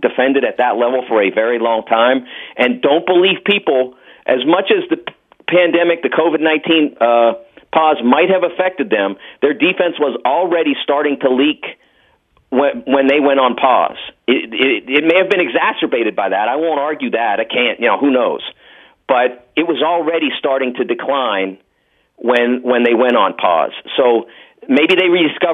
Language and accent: English; Pittsburgh, Pennsylvania, United States; moved away; I'm from Pittsburgh, and so I covered the Pitt Panthers for all of three seasons and part of a fourth, and grew up with the program